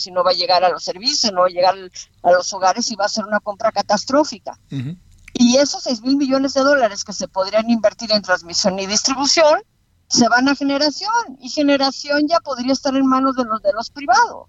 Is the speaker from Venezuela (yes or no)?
no; Mexico; yo como mexicana